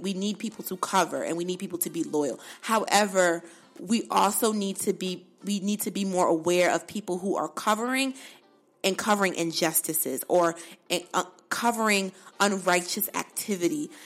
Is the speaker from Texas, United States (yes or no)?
no; Bridgeport, Connecticut, United States; moved away; I'm from Bridgeport, but Newtown is right up the street